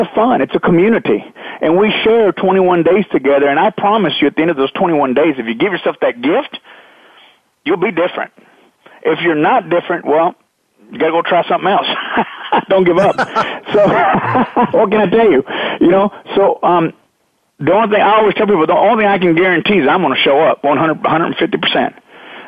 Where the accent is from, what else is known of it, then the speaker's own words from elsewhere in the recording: Texas, United States; I grew up in Texas